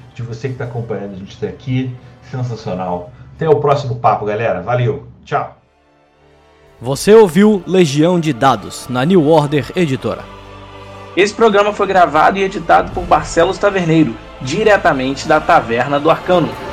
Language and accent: Portuguese; Rio de Janeiro, Brazil; eu sou carioca